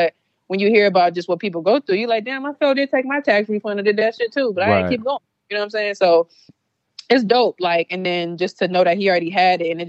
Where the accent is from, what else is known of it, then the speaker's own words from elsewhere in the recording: Louisiana, United States; I'm from Louisiana